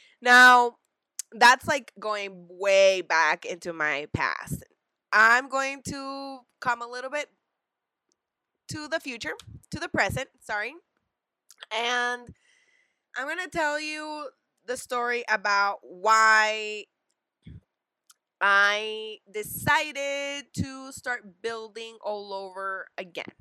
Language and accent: English; El Salvador; I'm from El Salvador